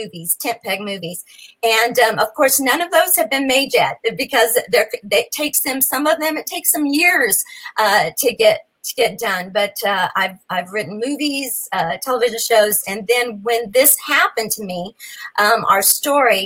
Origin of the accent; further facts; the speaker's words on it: New Mexico, United States; moved away as an adult; now in Nashville, United States; I was born and raised in New Mexico